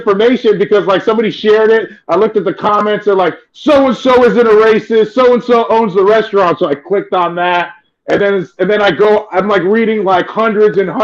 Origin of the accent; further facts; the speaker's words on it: San Carlos, California, United States; I grew up in San Carlos.